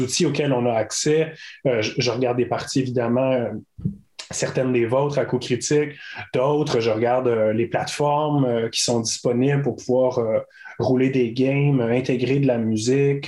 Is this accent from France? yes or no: no; Caplan, Gaspésie, Quebec, Canada; je viens de Capcha en Gaspésie, qui est un, petit village